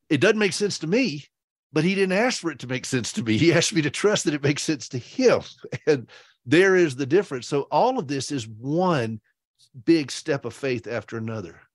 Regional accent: South Carolina, United States; I am from South Carolina, so I like to say low country

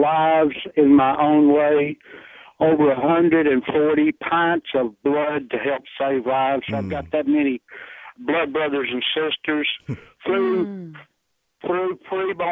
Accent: Memphis, Tennessee, United States; I was born in Memphis, Tennessee in 1950, and I've lived through Jim Crow

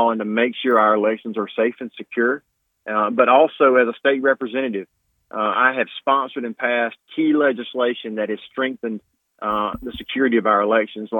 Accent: Tuscaloosa, Alabama, United States; now in Troy, United States; I was born and raised in Tuscaloosa, Alabama.

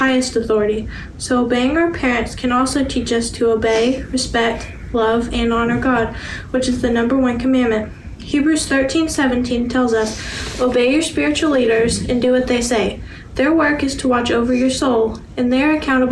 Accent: Orange, Texas, United States; I am 15 years old, and I'm from Orange, Texas

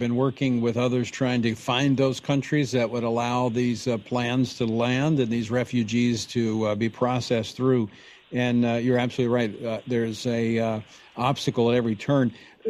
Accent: Louisiana, United States; my home state of Louisiana.

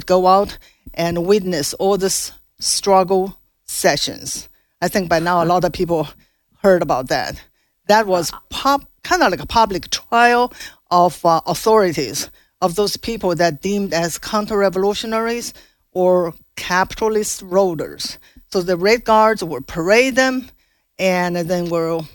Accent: China; now in United States; I grew up in Mao's China and know nothing about of other religion

